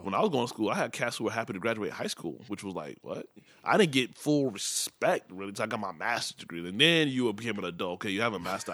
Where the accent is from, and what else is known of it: Midwest, United States; born or raised there; first language Yoruba; English is a second language; also born or lived in Nigeria